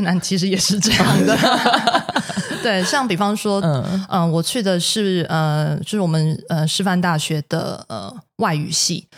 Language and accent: Chinese; Taiwan